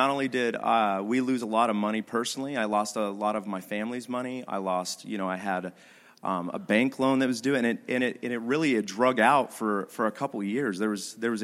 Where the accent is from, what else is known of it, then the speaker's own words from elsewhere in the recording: Idaho, United States; I'm from Idaho